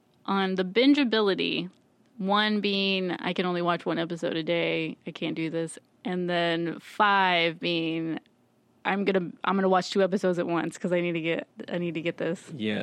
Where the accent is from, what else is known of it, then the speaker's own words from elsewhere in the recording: New Orleans, Louisiana, United States; I'm from New Orleans